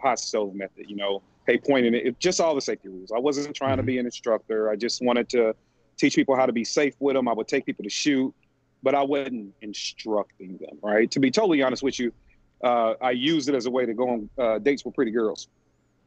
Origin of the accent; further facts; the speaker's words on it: St. Louis, Missouri, United States; I'm from St. Louis, Missouri.